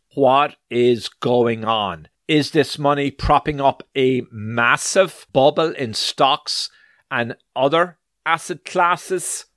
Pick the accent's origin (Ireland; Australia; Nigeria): Ireland; also born or lived in New York; now in United States; I was born in Ireland, so I am also an Irish citizen. Now, soon after we came to this wonderful land of America back in the 80s and settled in New York first